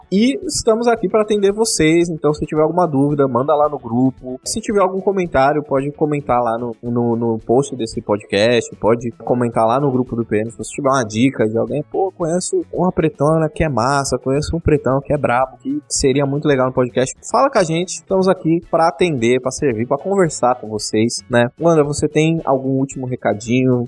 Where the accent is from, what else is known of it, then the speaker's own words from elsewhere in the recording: São Paulo, Brazil; Eu sou da Zona Leste de São Paulo